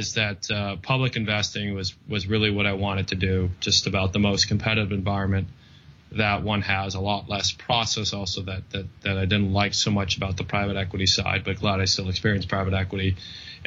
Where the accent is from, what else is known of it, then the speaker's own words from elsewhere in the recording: San Diego, California, United States; also born or lived in London; I grew up in San Diego and went to Stanford